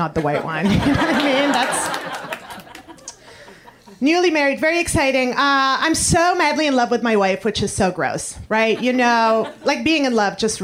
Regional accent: Montreal, Quebec, Canada; moved away as an adult; now in New York City, United States; I come from Montreal, Canada, the French part.

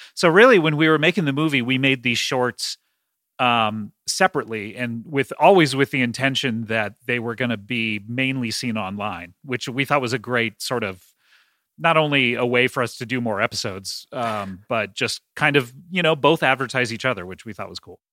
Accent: Los Angeles, California, United States; I grew up in Los Angeles

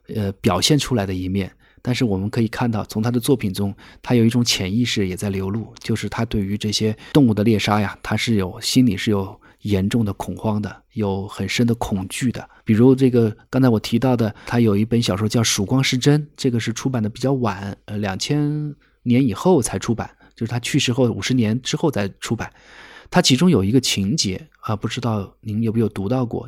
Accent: Wuhan, Hubei, China; moved away as an adult; also born or lived in Serengeti National Park, Tanzania; now in Tanzania; 我是武汉人嘛，武汉有一个青山区，离我家是很近的

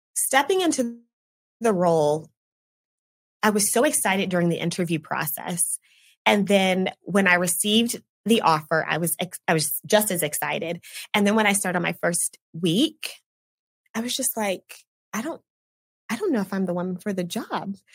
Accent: Oklahoma City, Oklahoma, United States; moved away as an adult; now in Tulsa, United States; I grew up in the Oklahoma City area and then I came here

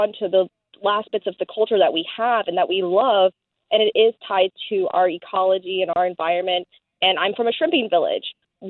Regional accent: Louisiana, United States; Well, as a Cajun especially, it hurts because we were forcibly removed from Canada.

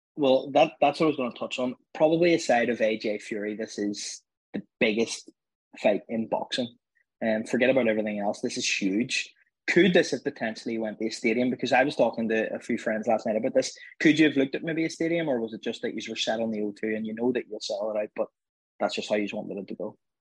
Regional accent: Belfast, Northern Ireland, United Kingdom; I'm from Belfast

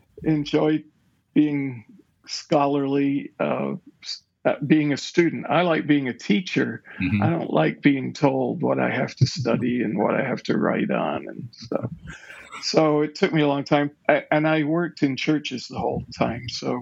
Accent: Currie, Scotland, United Kingdom; Well, I was raised in Scotland. Okay. In the suburbs of its capital city, which is Edinburgh. So I grew up in a village called Curry, which is in the Pentland Hills, out on the south and west side of Edinburgh.

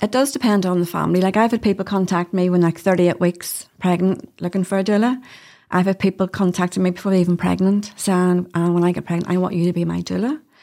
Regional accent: Hillsborough, Northern Ireland, United Kingdom; also born or lived in London; I grew up in Hillsborough

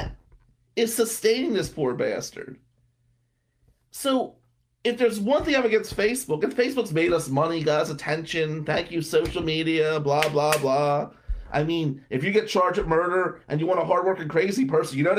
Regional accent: Atlantic City, New Jersey, United States; moved away; being white and growing up in Atlantic City in the 90s

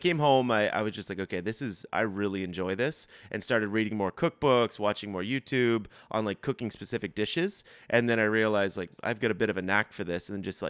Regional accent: Brookside, Nova Scotia, Canada; So I grew up in Brookside, super close to Peggy's Cove.

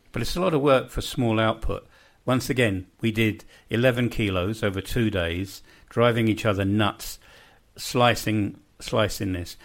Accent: London, United Kingdom; moved away as an adult; now in Bosnia and Herzegovina; I grew up in West Kensington in London.

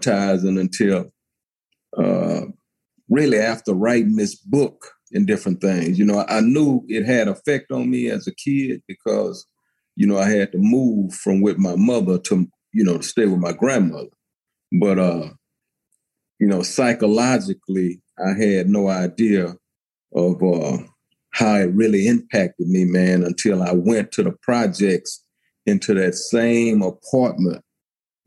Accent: Houston, Texas, United States; I'm from Houston, Texas, Fifth Ward

